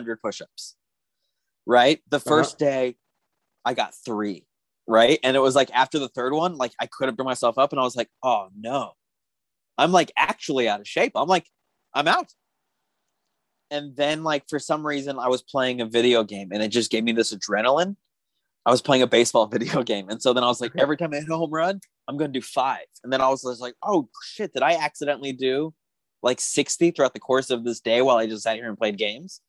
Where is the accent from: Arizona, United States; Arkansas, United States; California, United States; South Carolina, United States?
Arizona, United States; Tucson; moved away; I'm from Tucson, Arizona, and I used to go see him play AAA ball when they were the Tucson Padres.